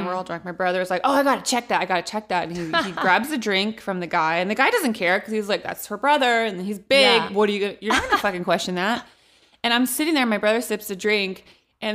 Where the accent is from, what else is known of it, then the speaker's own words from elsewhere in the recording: Modesto, California, United States; even I did a show in my hometown of Modesto at the Gallo Center a couple weeks ago.